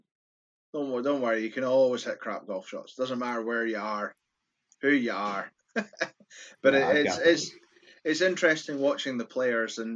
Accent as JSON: {"language": "English", "region": "Scotland", "country": "United Kingdom", "said": "from my voice, I'm Scottish"}